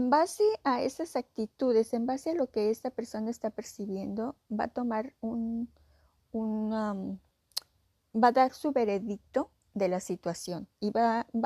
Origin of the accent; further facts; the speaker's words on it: Mexico; o no me quiere aquí, o a lo mejor no me quiere porque soy mujer, o a lo mejor no me quiere porque soy mexicana